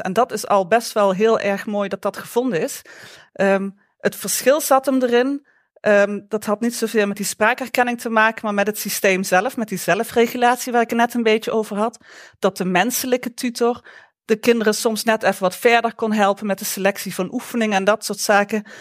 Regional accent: Limburg, Netherlands; accent: Limburgish; moved away; also born or lived in Eindhoven; mijn Limburgse accent

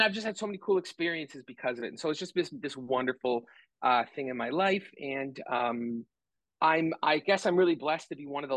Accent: Canada; I'm Canadian, live in Canada

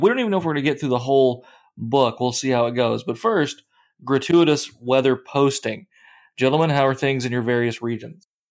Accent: Kentucky, United States; now in Iowa, United States; I grew up in Kentucky

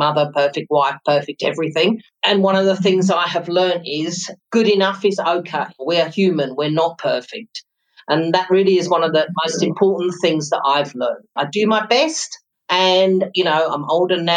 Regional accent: London, United Kingdom; moved away as an adult; now in South Africa; I was born in London, came to South Africa in December 1991.

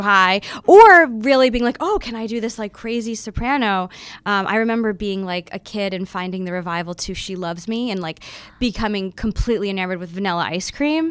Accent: Florida, United States; growing up in Florida

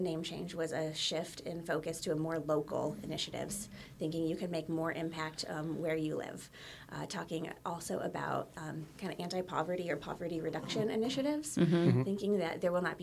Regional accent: Hesston, Kansas, United States; I grew up in Heston, and I was here with my family

